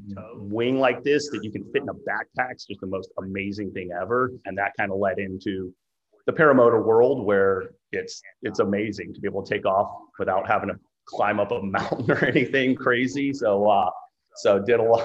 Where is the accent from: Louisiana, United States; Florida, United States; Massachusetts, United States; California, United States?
Florida, United States; I grew up in Florida